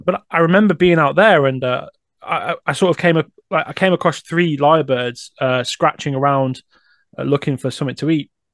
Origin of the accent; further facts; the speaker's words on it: Coventry, West Midlands, United Kingdom; I'm born and raised in Coventry, but the suburbs.